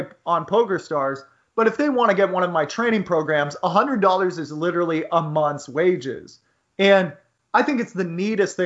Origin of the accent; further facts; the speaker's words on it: United States; Growing up in the United States